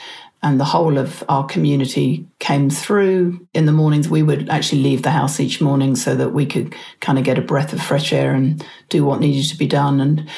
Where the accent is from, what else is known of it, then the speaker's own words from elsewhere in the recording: England, United Kingdom; accent: Pommy; now in New Zealand; and I are both New Zealanders, although I wasn't born here. You might be able to pick up a bit of my original Pommy accent.